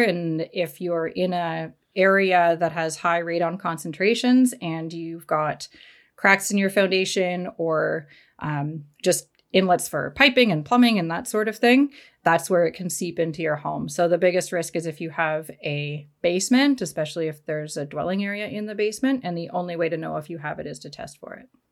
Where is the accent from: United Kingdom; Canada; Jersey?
Canada; I'm from Canada.